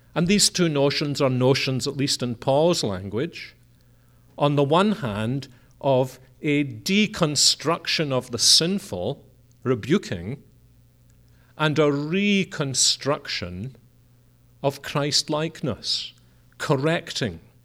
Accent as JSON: {"language": "English", "region": "Scotland", "country": "United Kingdom", "said": "we're a Scottish family"}